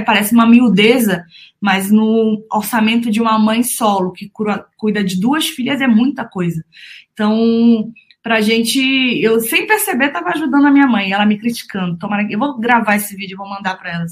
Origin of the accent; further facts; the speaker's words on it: Manaus, Amazonas, Brazil; Eu nasci no dia 22 de junho de 95, na cidade de Manaus. Sou manauara, vim do norte desse país